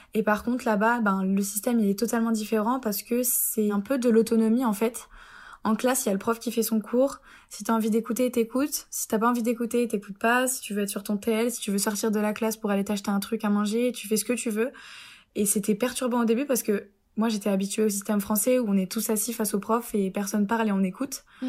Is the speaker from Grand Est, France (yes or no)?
yes; Épinal, Grand Est, France; moved away as an adult; also born or lived in Troyes; now in Rome, Italy; je viens de Épinal dans les Vosges euh, en Lorraine